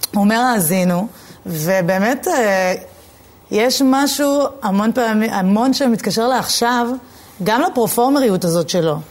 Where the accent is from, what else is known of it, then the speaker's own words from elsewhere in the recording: Jerusalem, Jerusalem District, Israel; moved away as an adult; now in Tel Aviv, Israel; אני, אני מאוד ירושלמית